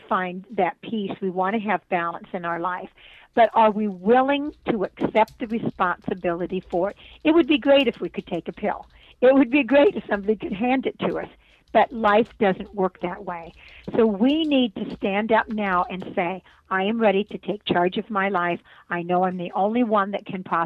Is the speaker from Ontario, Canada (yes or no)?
yes; Brantford, Ontario, Canada; moved away; I was born in Brantford, Ontario, Canada